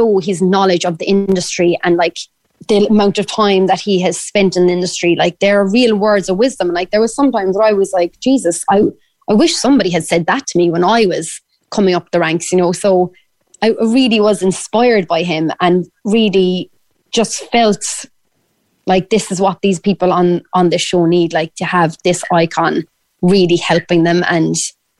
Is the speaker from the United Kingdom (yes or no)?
no; Ireland; accent: Irish; sing in my Irish accent